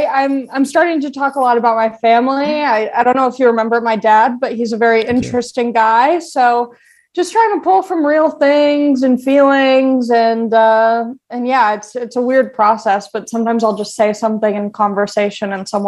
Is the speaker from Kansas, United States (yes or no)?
no; Long Beach, California, United States; Everyone always asks me where I'm from, and I'm like, I'm from Long Beach. And they're like, we thought you were from like the Midwest or something.